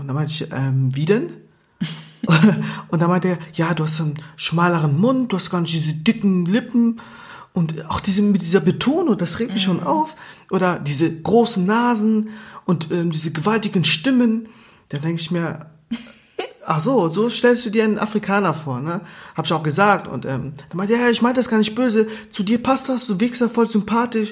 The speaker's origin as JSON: {"language": "German", "country": "Germany", "tie": "born or raised there", "also_born_or_lived": "Angola", "said": "ich bin seit 29 Jahren hier mhm. in Deutschland. Ich bin 31"}